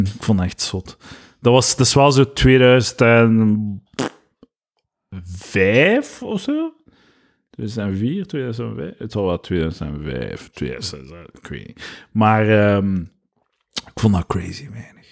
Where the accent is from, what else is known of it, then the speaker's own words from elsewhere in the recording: Deurle, Flanders, Belgium; Van Gent, Ah, nee, van Deurle